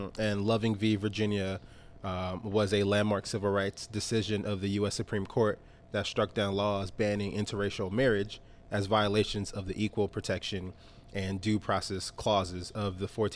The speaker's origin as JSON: {"language": "English", "country": "Nigeria", "said": "As a Nigerian"}